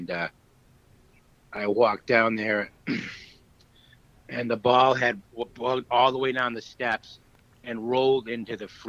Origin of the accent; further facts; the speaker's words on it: Keene, New Hampshire, United States; moved away as an adult; also born or lived in Florida; my hometown of Keene, New Hampshire.